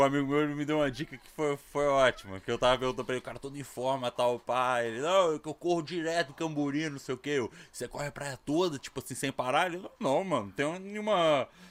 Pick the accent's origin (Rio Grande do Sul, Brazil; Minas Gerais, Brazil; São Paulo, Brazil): Minas Gerais, Brazil; Ouro Preto; moved away as an adult; Eu sou de Minas, cara. Eu sou de Ouro Preto. Eu mudei pra cá em 2000, 2000